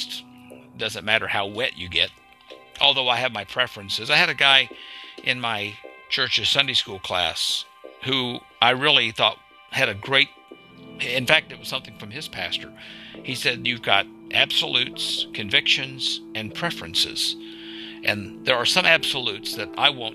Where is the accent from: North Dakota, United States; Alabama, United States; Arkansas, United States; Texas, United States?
Arkansas, United States; I grew up in Arkansas